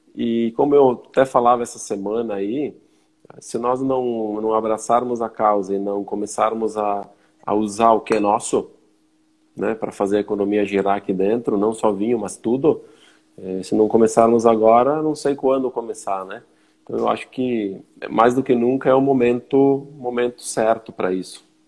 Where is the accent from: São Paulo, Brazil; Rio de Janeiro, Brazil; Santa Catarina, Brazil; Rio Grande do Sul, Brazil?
Rio Grande do Sul, Brazil; Flores da Cunha; Sou natural de Flores da Cunha, daqui onde estou falando agora